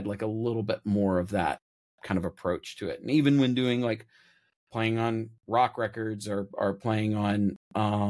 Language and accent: English; Kentucky, United States; moved away; also born or lived in Nashville; I grew up in Kentucky